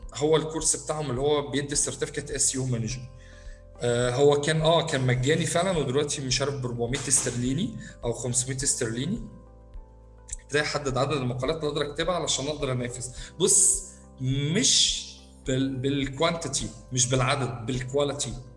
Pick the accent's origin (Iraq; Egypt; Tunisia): Egypt; عندنا في مصر